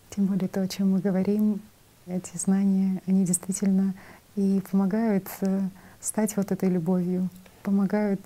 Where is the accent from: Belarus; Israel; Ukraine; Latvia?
Belarus; Я сама из Белоруссии